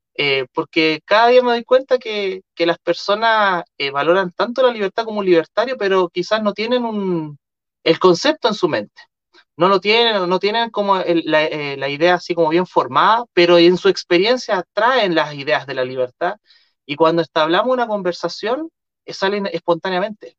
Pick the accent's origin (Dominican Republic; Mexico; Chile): Chile; los chilenos